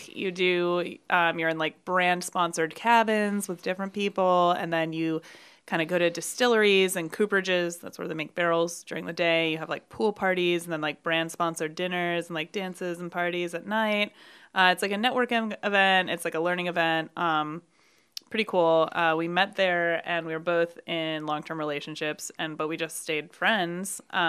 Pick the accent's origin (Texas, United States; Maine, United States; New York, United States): New York, United States; Brooklyn; I'm from Brooklyn